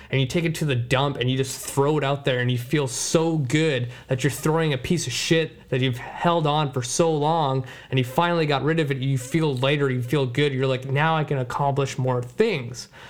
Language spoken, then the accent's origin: English; Surrey, British Columbia, Canada; Surrey is my hometown where I grew up